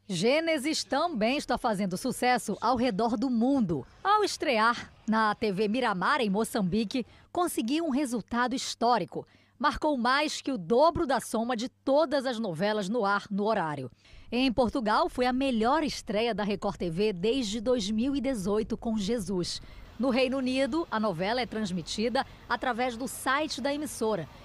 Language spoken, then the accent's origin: Portuguese; Spain; now in Brazil; Eu cresci na Espanha